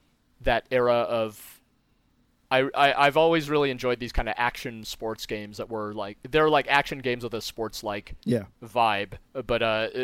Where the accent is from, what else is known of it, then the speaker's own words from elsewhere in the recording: Moscow, Russia; born there; I happen to be a Russian. I was born in Moscow.